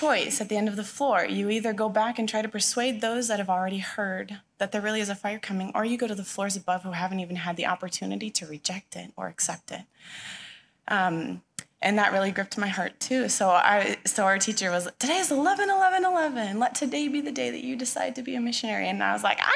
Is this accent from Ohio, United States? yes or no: no; Touchet, Washington, United States; moved away as an adult; also born or lived in Michigan; now in Chihuahua, Mexico; I grew up right in Tushy